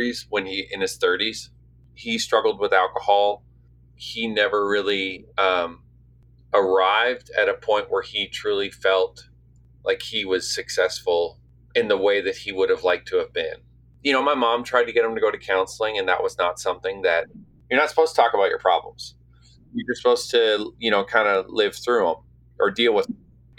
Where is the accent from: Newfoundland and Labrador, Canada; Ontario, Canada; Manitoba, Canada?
Newfoundland and Labrador, Canada; St. John's; now in Nashville, United States; I grew up in St. John's